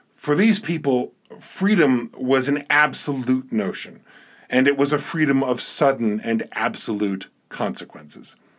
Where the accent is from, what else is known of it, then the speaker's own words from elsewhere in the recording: New Jersey, United States; now in Montana, United States; I'm originally from New Jersey